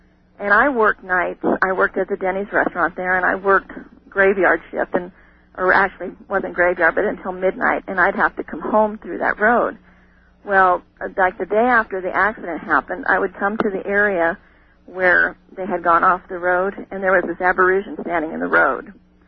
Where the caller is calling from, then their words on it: Crowheart, Wyoming, United States; also born or lived in Oregon; I'm calling from Crowheart, Wyoming.